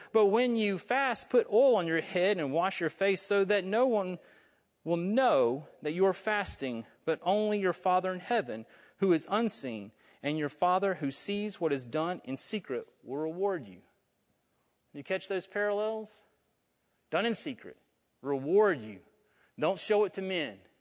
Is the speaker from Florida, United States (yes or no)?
yes; North Florida, United States; I'm from North Florida